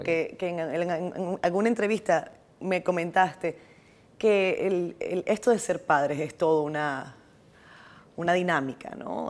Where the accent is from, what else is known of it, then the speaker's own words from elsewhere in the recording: Venezuela; now in Dominican Republic; claro que somos caribeños